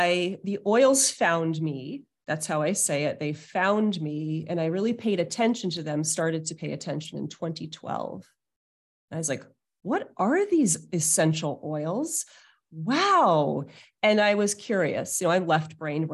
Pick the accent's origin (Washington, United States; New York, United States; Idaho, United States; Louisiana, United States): New York, United States; Hudson Valley; I grew up in the Hudson Valley of New York State